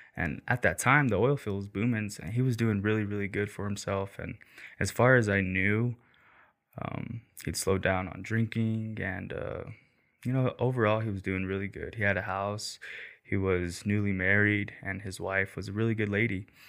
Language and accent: English; St. Anthony, Idaho, United States; also born or lived in Rexburg, Idaho / Killeen, Texas; I'm from Rexburg and I grew up in Saint Anthony